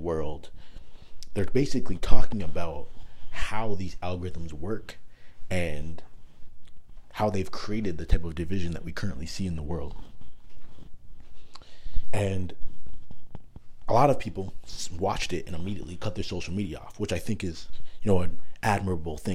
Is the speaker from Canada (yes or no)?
yes; Toronto, Ontario, Canada; also born or lived in Markham, Ontario; growing up in Canada, for specifically in Toronto